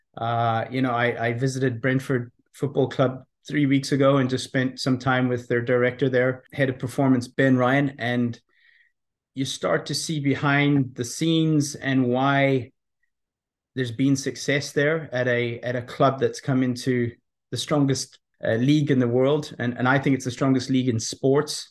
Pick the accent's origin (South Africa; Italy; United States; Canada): South Africa; also born or lived in Belfast, Northern Ireland; I was born in Belfast, Northern Ireland. Um, left there when I was six uh, with my parents. We went to South Africa.